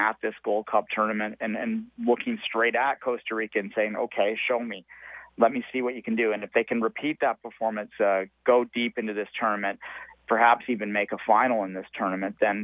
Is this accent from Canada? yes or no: yes; Canada; as a Canadian supporter